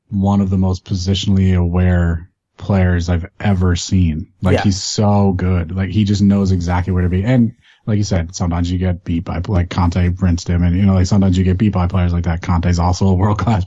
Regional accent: New Jersey, United States; accent: Jersey; I'm from Jersey

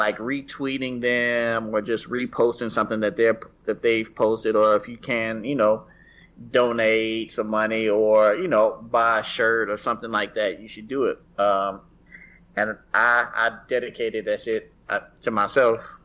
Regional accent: the South, United States; I'm Black and I'm from the South

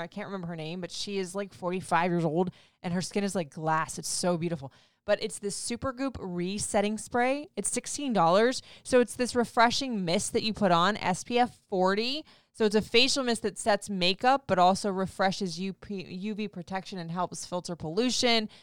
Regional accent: Florida, United States; moved away; growing up in Florida

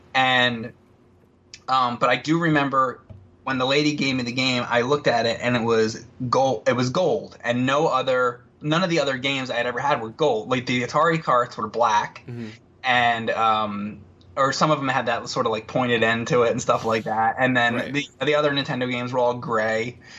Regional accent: New Jersey, United States; I grew up in New Jersey

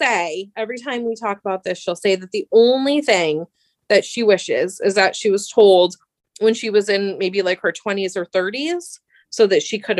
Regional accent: Germany; born there; I was born in Germany in 1982, where my dad was stationed, and her brothers were in Germany stationed there as well at the time.

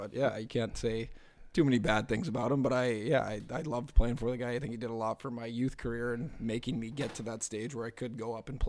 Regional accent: Anchorage, Alaska, United States; I grew up in Turnagain, but my family moved right near the Westchester Lagoon when I was, say, 5 or 6 years old.

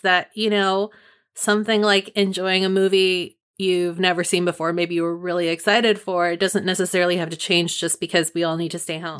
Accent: Marin County, California, United States; Marin County, which is my home county. It's like my hometown too.

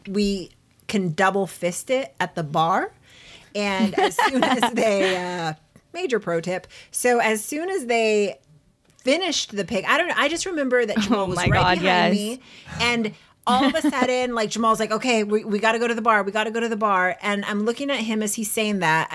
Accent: San Diego, California, United States; we are from San Diego.

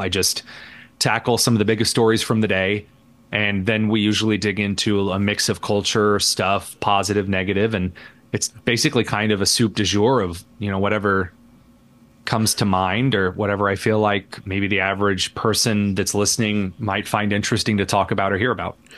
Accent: Indiana, United States; I am just a very average Hoosier in Indiana. I grew up in the sticks, in the mud and the dirt

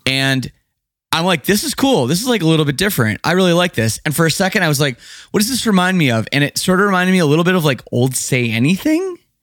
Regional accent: Canada; growing up in Canada

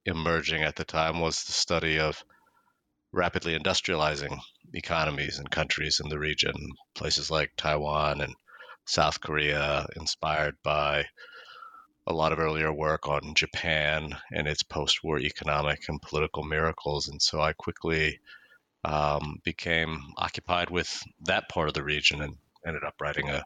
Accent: Toronto, Ontario, Canada; I grew up in Toronto, Canada

